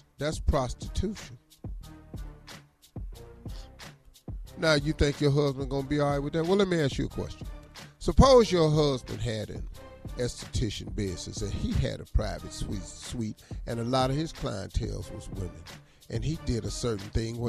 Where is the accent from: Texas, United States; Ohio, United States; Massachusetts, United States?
Ohio, United States; I'm from Ohio